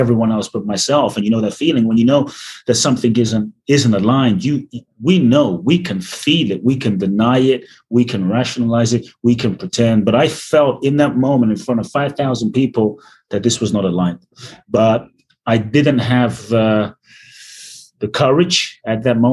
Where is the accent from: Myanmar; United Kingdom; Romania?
United Kingdom; London; moved away as an adult; also born or lived in Ghana / Mexico; now in United States; I grew up in London, a very poor neighborhood in South London called Peckham.